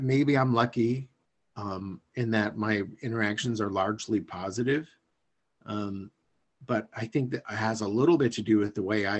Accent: Iowa, United States; I'm from Iowa

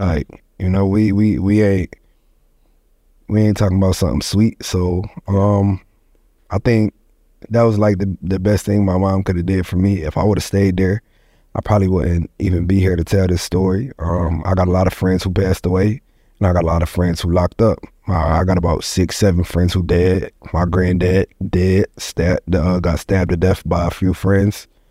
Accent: Syracuse, New York, United States; born or raised there; also born or lived in Ithaca, New York / Goose Creek, South Carolina; now in North Carolina, United States

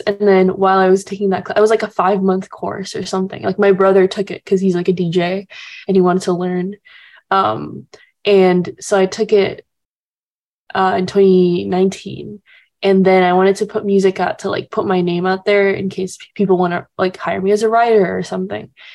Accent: Jakarta, Indonesia; now in Los Angeles, United States; my dad's from Texas and my mom's Indonesian, um, and so I grew up kind of just like b- all, born and raised in Indonesia

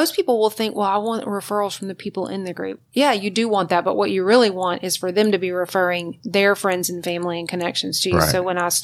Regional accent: Hammond, Louisiana, United States; moved away; we're from Louisiana

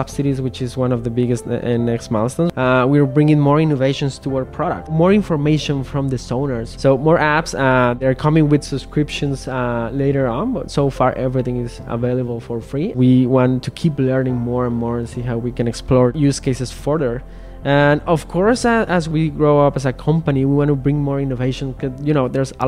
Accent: Mexico; I'm from Mexico

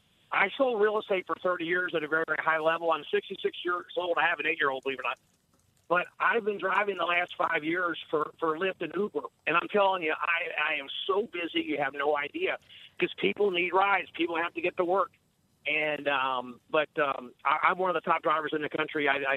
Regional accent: Charlottesville, Virginia, United States; born or raised there

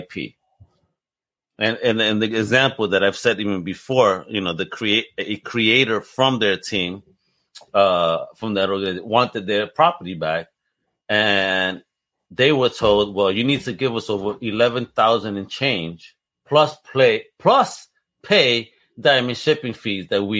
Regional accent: New York, United States; me growing up in New York

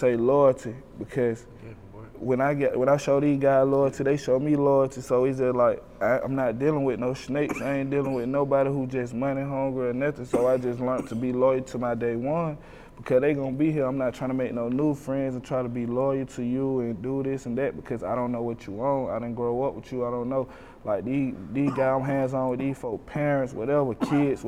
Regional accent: Decatur, Georgia, United States; I'm from Decatur, man. I'm from Glenwood Road, the projects, man, the beans

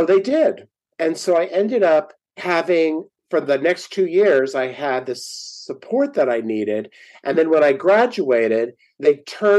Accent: San Diego, California, United States; also born or lived in El Cajon, California; I grew up in San Diego and we actually lived in El Cajon, which is about 20 minutes east

